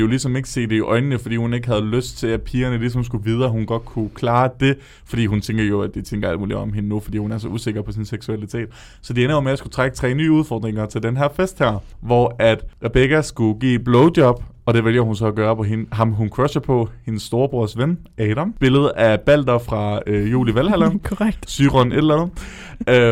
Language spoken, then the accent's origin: Danish; Odense, Southern Denmark, Denmark; I Odense kalder vi det altså for en nipnapper